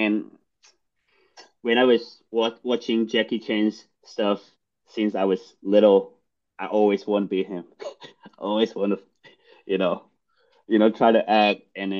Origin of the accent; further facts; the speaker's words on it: Guangdong, China; English is a second language; also born or lived in Boston; now in United States; I grew up in Guangdong, China.